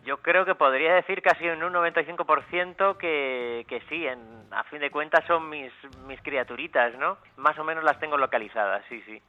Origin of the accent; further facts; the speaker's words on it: Luarca, Asturias, Spain; en mi pueblo donde nací, en Luarca